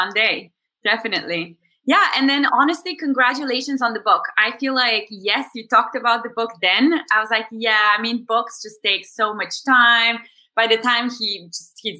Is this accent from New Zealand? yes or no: no; Bulgaria; moved away as an adult; also born or lived in New York, United States; I am originally from Bulgaria and I'm here now for the summer